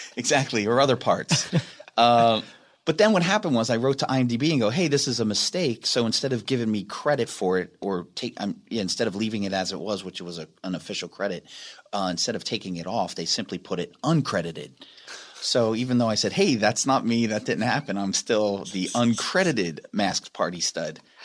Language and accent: English; Delaware, United States